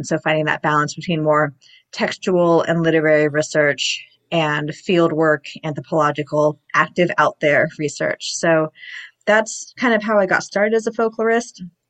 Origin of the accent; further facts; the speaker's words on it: Los Angeles, California, United States; Well, I grew up in the Los Angeles area in California, and I did my undergraduate degree at UC Berkeley.